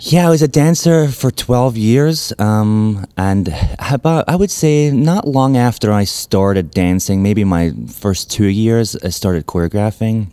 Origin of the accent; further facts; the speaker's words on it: Glasgow, Scotland, United Kingdom; moved away as an adult; also born or lived in New York; now in Memphis, United States; I'm originally from Glasgow in Scotland.